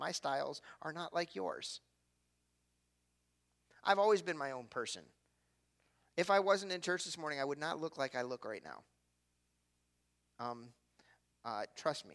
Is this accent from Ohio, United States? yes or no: yes; Cleveland, Ohio, United States; I'm from Cleveland.